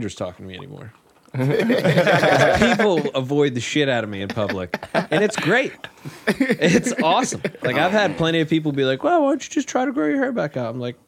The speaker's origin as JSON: {"language": "English", "town": "Bridgeport", "region": "West Virginia", "country": "United States", "said": "I'm from Bridgeport originally"}